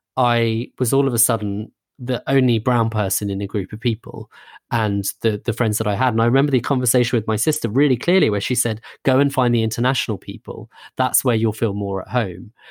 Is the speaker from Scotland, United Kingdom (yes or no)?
no; a suburb of London, United Kingdom; we grew up in a suburb of London